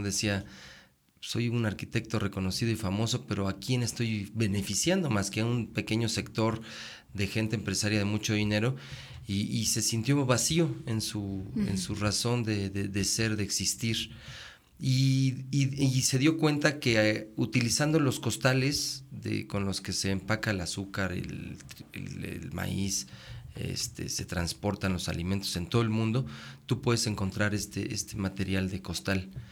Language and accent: Spanish; Mexico City, Mexico; moved away; yo soy de la ciudad, nací en la Ciudad de México